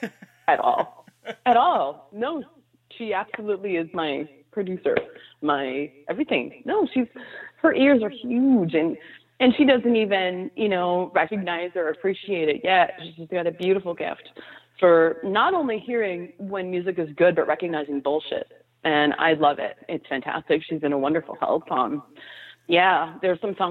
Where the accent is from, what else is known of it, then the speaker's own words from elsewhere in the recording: New York City, New York, United States; I was raised there. I was born in the village